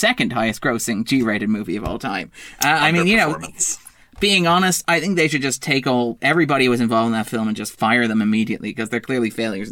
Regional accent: Sligo, Connacht, Ireland; I come from Sligo.

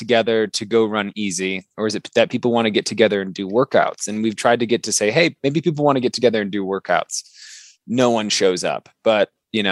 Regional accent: Michigan, United States; moved away as an adult; now in Colorado, United States; I grew up in Michigan originally

